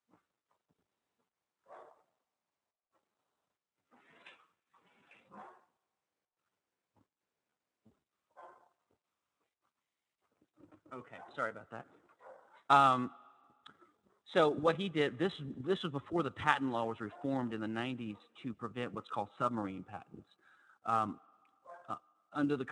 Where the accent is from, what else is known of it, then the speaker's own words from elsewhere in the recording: Louisiana, United States; I'm from Louisiana